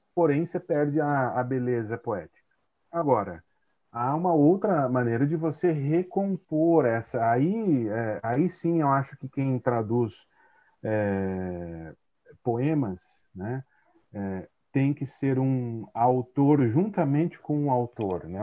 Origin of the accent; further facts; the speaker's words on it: Tatuí, São Paulo, Brazil; moved away as an adult; also born or lived in Santo André / Maringá; now in Itajaí, Brazil; nasci em Santo André, cresci no interior é, de São Paulo, numa cidade chamada Tatuí